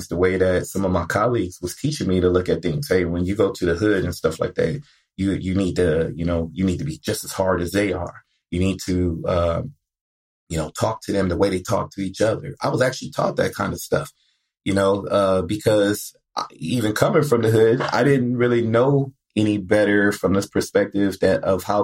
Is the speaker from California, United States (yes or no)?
yes; Compton, California, United States; growing up in Compton